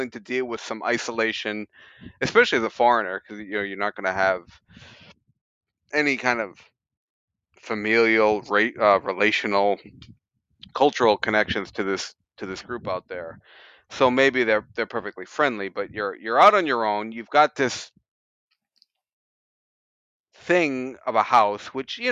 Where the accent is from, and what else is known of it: United States; now in Japan